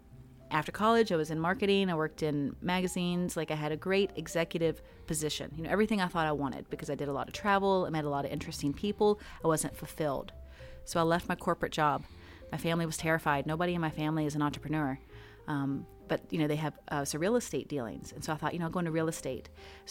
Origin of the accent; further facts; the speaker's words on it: Greensboro, North Carolina, United States; born there; I was born here in Greensboro.